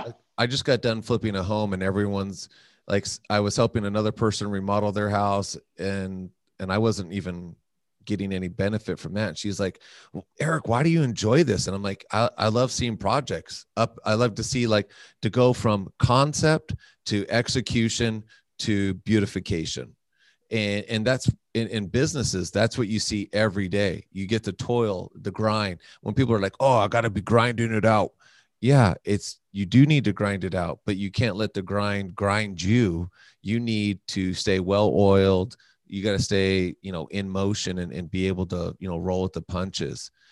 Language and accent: English; North Las Vegas, Nevada, United States; I grew up in the hood. I grew up in North Las Vegas